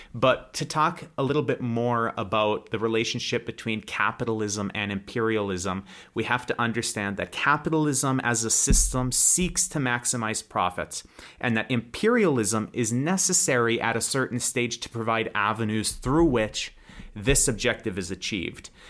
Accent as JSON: {"language": "English", "country": "United States", "moved": "as an adult", "lives_now": "Russia", "said": "I'm an American that lives in Russia"}